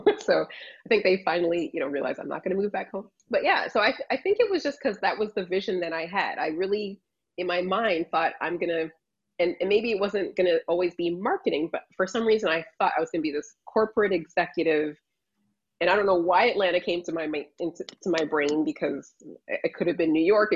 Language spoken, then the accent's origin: English; Toronto, Ontario, Canada; moved away as an adult; also born or lived in Illinois / Chicago; now in Orlando, United States; I grew up in Toronto in the cold climate, but my family is from Barbados